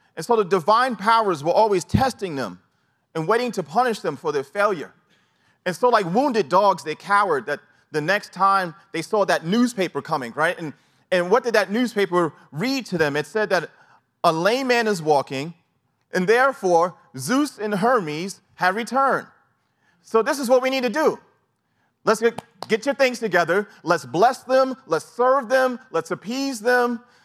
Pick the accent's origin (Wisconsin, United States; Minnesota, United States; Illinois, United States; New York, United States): New York, United States; New York City; growing up in New York City